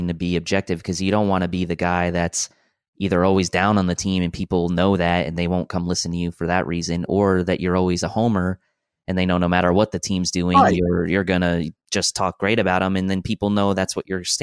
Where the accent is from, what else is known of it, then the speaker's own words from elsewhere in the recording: New York, United States; now in Cary, United States; I am from New York and live in a town down here in North Carolina called Cary. And I moved down here in the mid-90s.